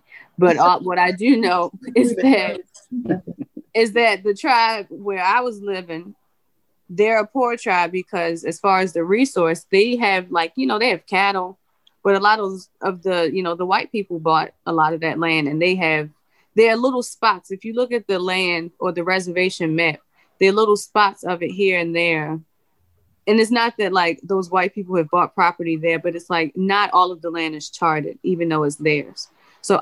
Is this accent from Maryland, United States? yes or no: yes; Baltimore, Maryland, United States; I'm from Baltimore City